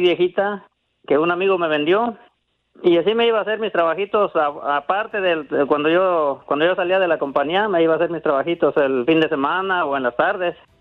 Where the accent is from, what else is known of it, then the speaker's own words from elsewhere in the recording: Susupuato, Michoacán, Mexico; now in United States; Yo soy de un lado de Zitácuaro, Michoacán